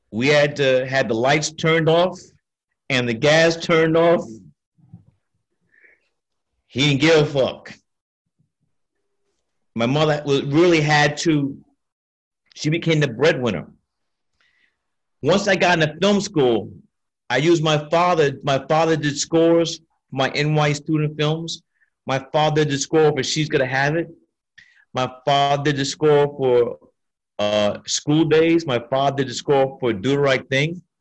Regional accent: Brooklyn, New York, United States; The Lees, growing up in Brooklyn.

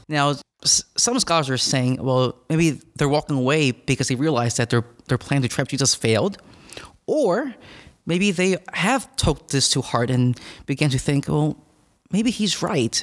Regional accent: Philadelphia, Pennsylvania, United States; I'm from northeast of Philadelphia

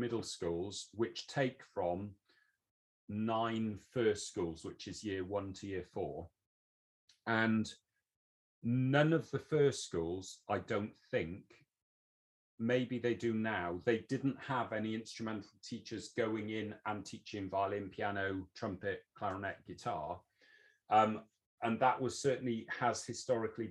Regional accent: Wales, United Kingdom; now in England, United Kingdom; I'm Welsh. I was born and brought up in Wales. I've moved into England

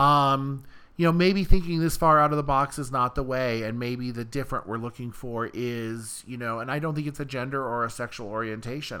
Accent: Iowa, United States; also born or lived in Cedar Rapids, Iowa; now in Los Angeles, United States; I'm from Iowa originally, and I just lived in Cedar Rapids for almost two years

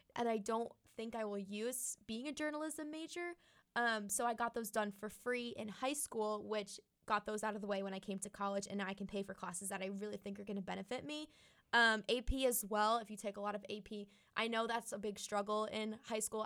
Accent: Florida, United States; moved away as an adult; now in Auburn, United States; I'm from Florida

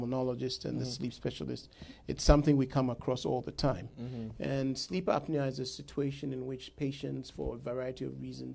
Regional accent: Ghana; moved away as an adult; also born or lived in New York, United States; now in United States; I'm originally from Ghana, and I did my medical school back in Ghana

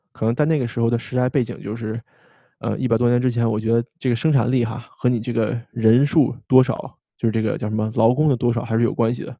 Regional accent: China; moved away; 咱们好像在国内长大的时候就没有被教过这个 consent 这个问题

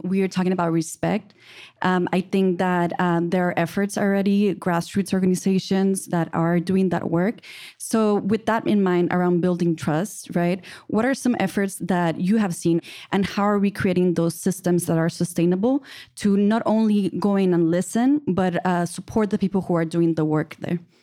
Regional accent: Brownsville, Texas, United States; I'm from Brownsville, Texas.

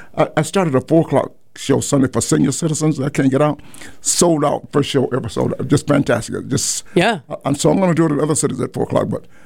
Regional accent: Las Vegas, Nevada, United States; Oh, so I'm from Las Vegas.

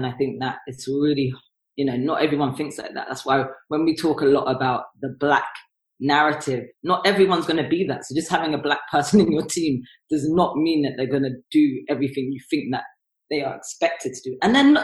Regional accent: London, United Kingdom; I'm also from North London

